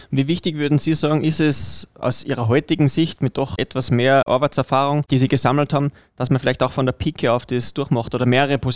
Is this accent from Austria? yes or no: yes; Elsbethen, Salzburg, Austria; Ja, ich, ich bin ein Salzburger, ich bin ein Elsbetner